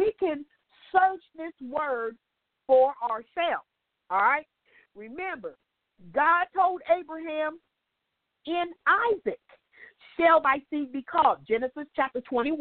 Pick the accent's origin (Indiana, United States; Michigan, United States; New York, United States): Indiana, United States; moved away as an adult; now in St. Petersburg, United States; I was living in Indiana then because I'm from Indiana.